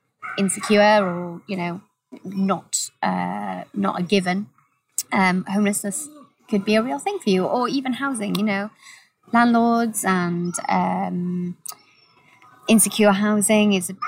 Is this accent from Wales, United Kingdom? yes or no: yes; Gilwern, near Abergavenny, Wales, United Kingdom; now in Cardiff, United Kingdom; So I'm originally from a little town called, well, a village, actually, called Gilwyn, which is about an hour away from here, outside of a town called Abergavenny